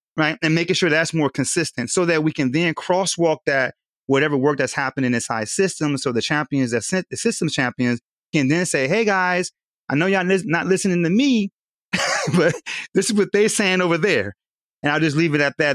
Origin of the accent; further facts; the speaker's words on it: Southern California, United States; now in Wilmington, United States; I'm originally from Southern California